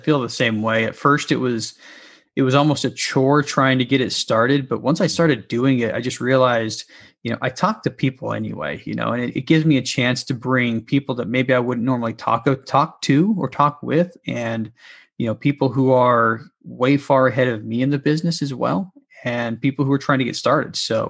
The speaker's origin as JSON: {"language": "English", "town": "Salt Lake City", "region": "Utah", "country": "United States", "tie": "born or raised there", "said": "my hometown, Salt Lake City"}